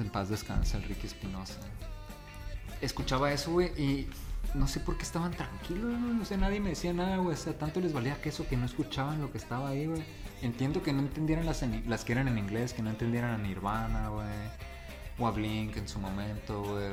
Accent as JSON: {"language": "Spanish", "town": "La Paz", "region": "Baja California Sur", "country": "Mexico", "tie": "born or raised there", "moved": "yes", "said": "yo nací aquí en La Paz"}